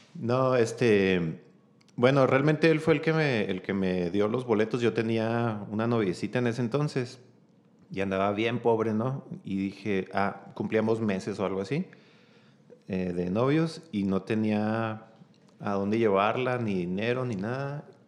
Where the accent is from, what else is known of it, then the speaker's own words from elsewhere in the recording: Chihuahua, Mexico; also born or lived in Mexicali, Baja California; soy originario de Mexicali, Baja California, este, pero desde muy pequeño mis papás vinieron a, a radicar aquí en la ciudad